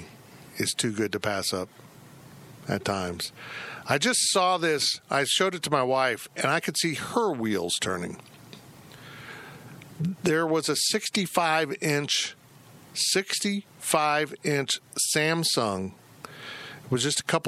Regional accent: Salina, Kansas, United States; I'm from Salina

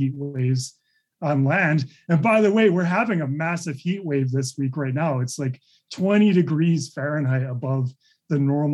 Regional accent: Chicago, Illinois, United States; moved away; I grew up in Chicago

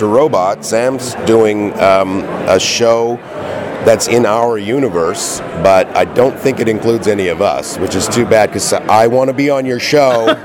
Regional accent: Canada; I'm from Canada.

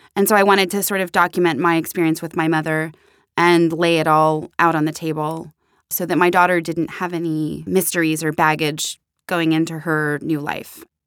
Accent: Pittsburgh, Pennsylvania, United States; who are also both from Pittsburgh, like myself

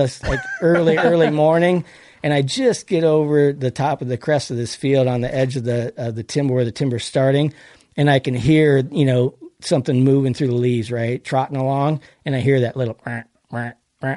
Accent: Wisconsin, United States; moved away as an adult; now in Oregon, United States; I grew up in Wisconsin, so I hunted there.

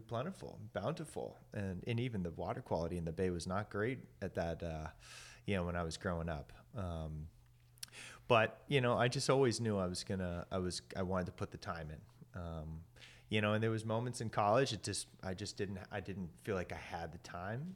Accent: Maryland, United States; I grew up in Maryland in the Chesapeake Bay

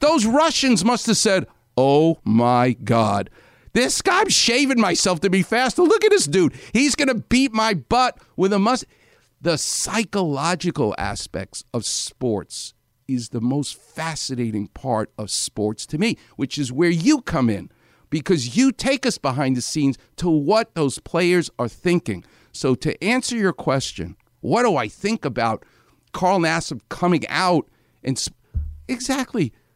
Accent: New York, United States; I'm from New York

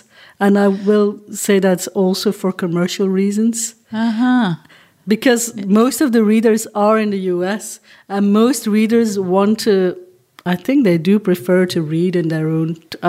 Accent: Flanders, Belgium; first language Dutch; English is a second language; also born or lived in Hong Kong; Well, I think it's because I'm from Belgium, right? But when I started writing, I lived in Hong Kong. Mm. And I knew I was going to write in English. My mother tongue is Dutch.

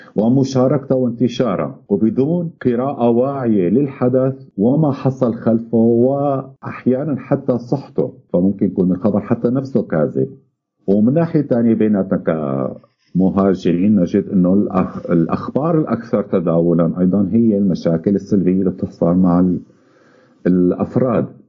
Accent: Syria; moved away; نحن بالذات كسوريين

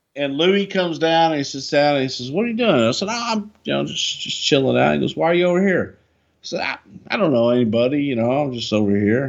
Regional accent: the South, United States; growing up in the South

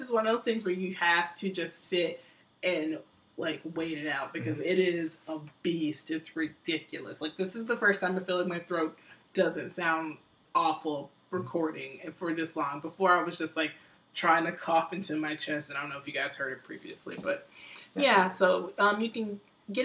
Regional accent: Atlanta, Georgia, United States; moved away; my hometown

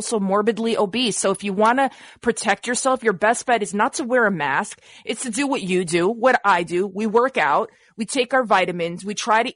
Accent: Montenegro; moved away; I'm ethnic Albanian from Montenegro.

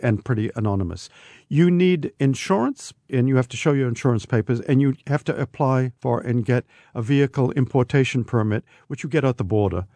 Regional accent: United States; as an American

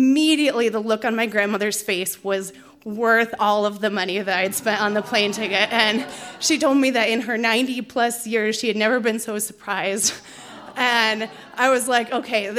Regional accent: Pennsylvania, United States; moved away; I grew up in Pennsylvania

